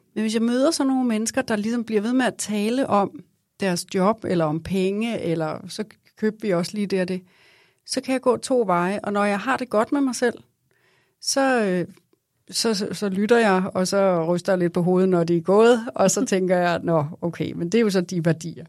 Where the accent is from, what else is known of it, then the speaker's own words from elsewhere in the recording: Vestegnen, Capital Region of Denmark, Denmark; kommer fra Vestegnen